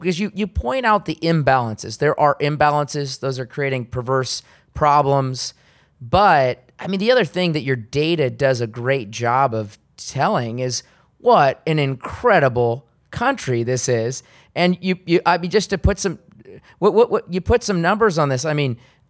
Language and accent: English; Seattle, Washington, United States; moved away as an adult; my own hometown, Seattle, Washington